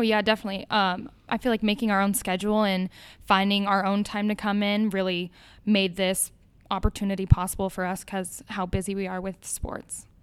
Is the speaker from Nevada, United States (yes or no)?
yes; Las Vegas, Nevada, United States; moved away as an adult; now in Ames, United States; I am from Las Vegas, Nevada. I came to Iowa to play D one soccer